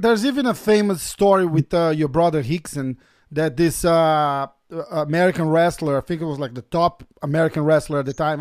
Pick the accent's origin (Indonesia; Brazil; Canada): Brazil; moved away; we we both Brazilians. I'm I'm from Brazil as well